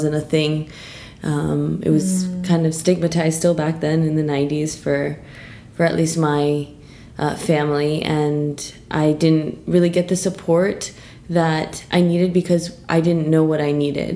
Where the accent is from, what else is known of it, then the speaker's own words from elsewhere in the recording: New York City, New York, United States; moved away as an adult; now in London, United Kingdom; I'm from New York.